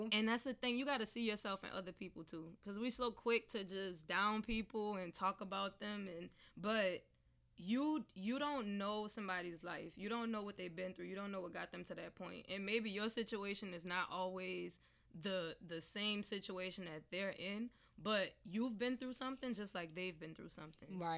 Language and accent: English; Southern United States, United States; growing up in the South, we eat everything.